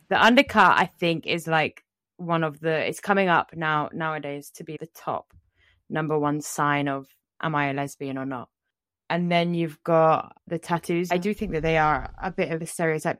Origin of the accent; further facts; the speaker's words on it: England, United Kingdom; growing up in England